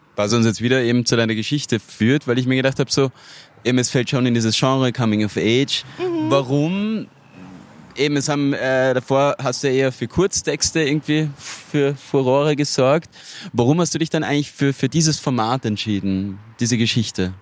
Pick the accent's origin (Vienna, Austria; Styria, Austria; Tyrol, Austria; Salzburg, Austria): Styria, Austria; ich bin ursprünglich aus der Steiermark